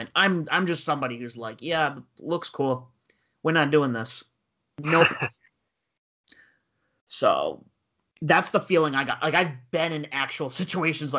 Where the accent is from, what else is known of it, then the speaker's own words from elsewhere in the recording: North Kingstown, Rhode Island, United States; I grew up in North Kingstown, which is like it's on the coast in New England.